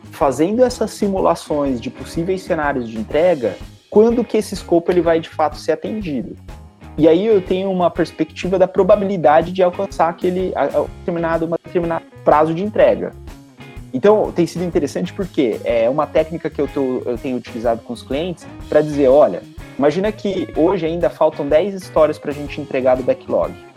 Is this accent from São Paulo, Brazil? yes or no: yes; Bauru, São Paulo, Brazil; eu sou eu sou de Bauru, né? Sou filho da Unesp lá de Bauru